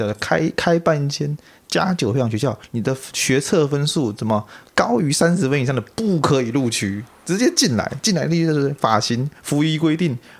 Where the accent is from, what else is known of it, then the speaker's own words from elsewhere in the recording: Taipei, Taiwan; 我台北人，我最懂了。